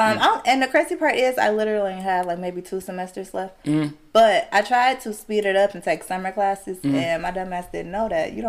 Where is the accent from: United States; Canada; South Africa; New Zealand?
United States; Detroit, Michigan; I'm from the West Side. I'm from Joy Road Evergreen.